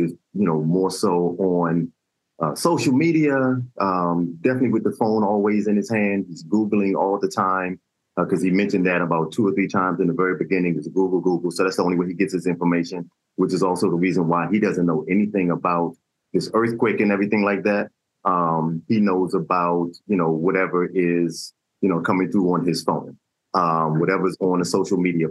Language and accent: English; Washington, District of Columbia, United States; I'm from D.C.